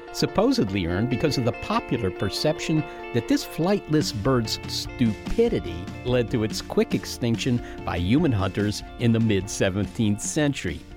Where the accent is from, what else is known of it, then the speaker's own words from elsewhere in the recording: Virginia, United States; I'm from Virginia, and there's a wall of mountains that separate where I am from Ohio